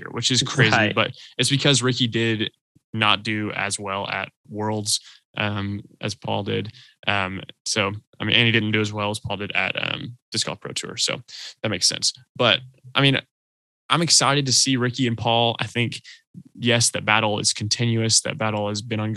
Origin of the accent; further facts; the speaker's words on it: Atlanta, Georgia, United States; We're all from Atlanta here